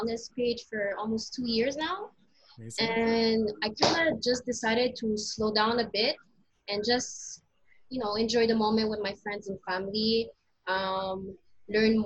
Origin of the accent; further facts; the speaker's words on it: Montreal, Quebec, Canada; I was always in the Côte-des-Neiges area. My parents, obviously, they were born in the Philippines and they came here.